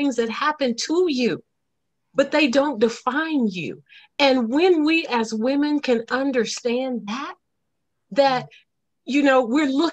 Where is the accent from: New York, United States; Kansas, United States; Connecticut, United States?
Kansas, United States; Topeka; also born or lived in Leavenworth, Kansas; I'm from Topeka